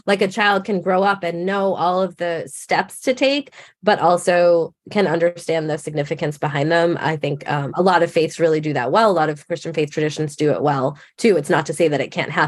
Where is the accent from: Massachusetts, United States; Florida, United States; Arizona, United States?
Massachusetts, United States; I grew up in Massachusetts, so most people around me were Catholic